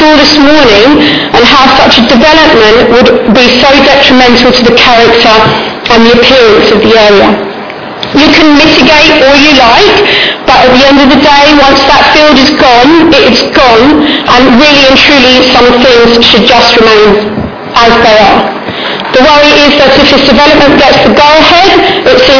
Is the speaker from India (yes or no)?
no; Takeley, East of England, United Kingdom; also born or lived in Bishop's Stortford / Saffron Walden; now in Great Canfield, United Kingdom; I've lived in the area all my life, 49 years. I grew up in Tapley